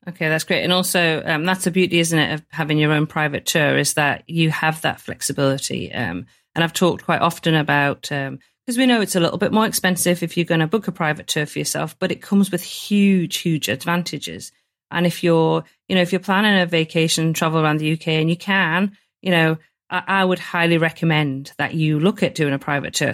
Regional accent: the north of England, United Kingdom; being a northern girl

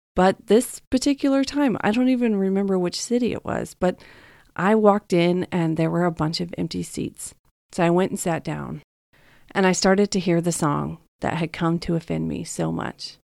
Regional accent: Texas, United States; moved away as an adult; also born or lived in Dallas, Texas; now in California, United States; growing up in Texas

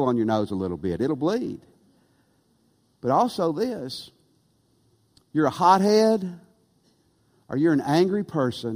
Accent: West Tennessee, United States; Near where Clayton and Mary and I grew up in West Tennessee, in the 1980s

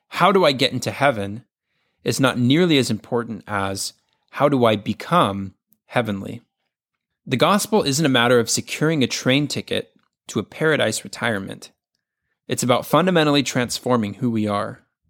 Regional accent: the South, United States; Growing up in the South

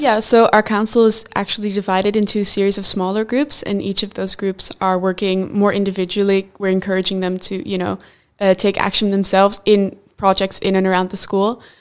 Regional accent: Netherlands; I'm from the Netherlands

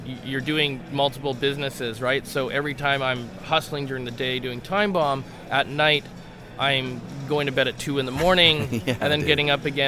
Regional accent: Canada; I'm from Canada

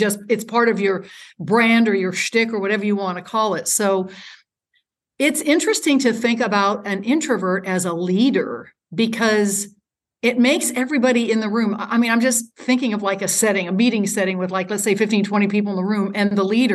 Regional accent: United States

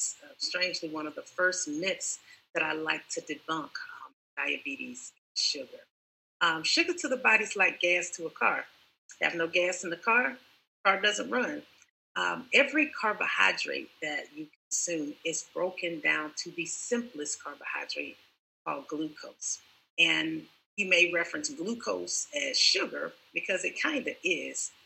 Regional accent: Columbus, Georgia, United States; now in Tampa, United States; I'm in Tampa, Florida right now, but I'm from Columbus, Georgia

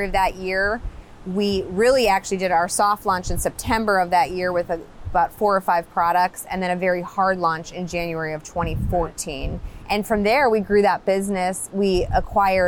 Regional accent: East Coast, United States; now in San Diego, United States; I'm from the East Coast

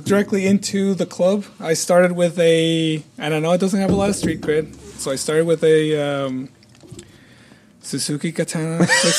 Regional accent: Tijuana, Baja California, Mexico; moved away as an adult; now in Milwaukee, United States; I was born and raised in Mexico, 1976.

